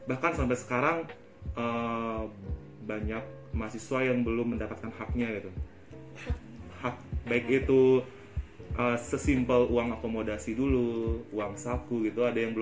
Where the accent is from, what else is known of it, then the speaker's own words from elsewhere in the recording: Bali, Indonesia; Dan aku dari Bali jadi ya